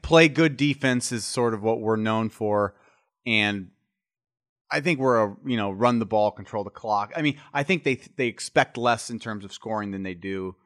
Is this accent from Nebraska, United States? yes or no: yes; Nebraska, United States; I'm from Nebraska, which is a cold weather state